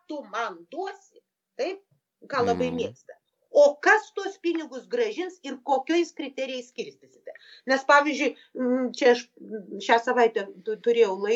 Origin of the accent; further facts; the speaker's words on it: Lithuania; mes lietuviai